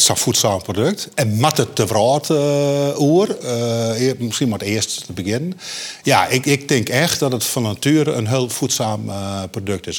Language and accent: Dutch; Friesland, Netherlands; ik ben een Fries